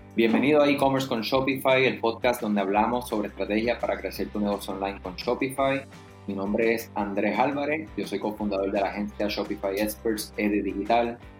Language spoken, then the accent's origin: Spanish; Puerto Rico; para nosotros, específicamente que somos de Puerto Rico